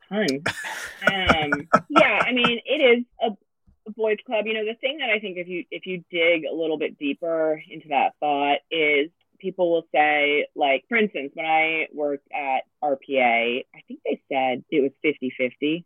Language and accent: English; Los Angeles, California, United States; I'm born and raised in Los Angeles